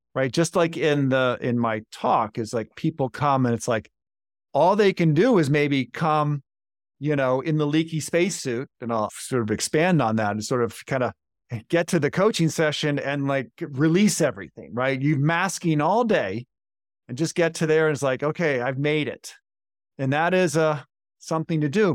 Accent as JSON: {"language": "English", "town": "Baltimore", "region": "Maryland", "country": "United States", "tie": "born or raised there", "said": "Baltimore, Maryland, my hometown."}